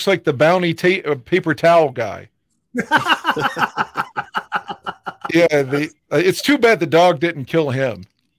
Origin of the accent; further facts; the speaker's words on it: West Virginia, United States; we didn't have a lot of TV options in the early 80s growing up in West Virginia.